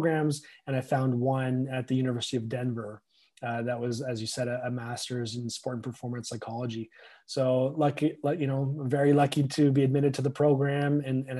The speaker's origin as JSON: {"language": "English", "town": "Newmarket", "region": "Ontario", "country": "Canada", "tie": "born or raised there", "said": "I grew up in Newmarket, Ontario, which is about an hour north of Toronto"}